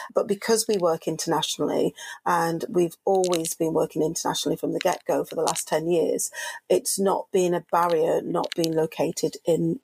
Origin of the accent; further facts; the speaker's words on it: Manchester, North West England, United Kingdom; I'm a Mancunian from Manchester